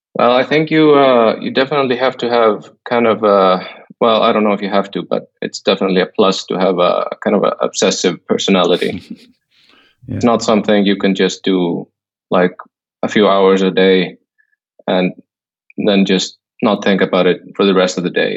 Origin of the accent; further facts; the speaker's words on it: Iceland; moved away as an adult; now in Thailand; I, have always lived in Iceland, although I'm I'm staying in Thailand now